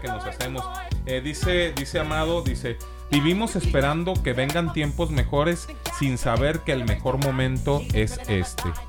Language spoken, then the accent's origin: Spanish; Mexico; Los mismos mexicanos nos etiquetamos